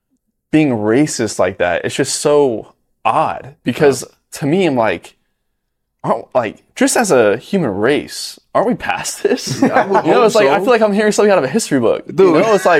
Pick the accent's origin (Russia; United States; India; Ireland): United States; Orlando, Florida; now in Austin area, United States; because I grew up in Florida, in Orlando, Florida.